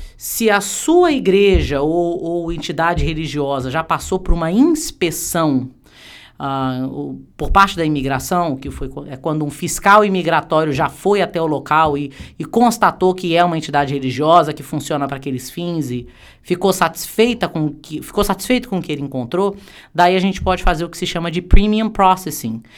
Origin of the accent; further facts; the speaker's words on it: Brazil; now in United States; somos brasileiros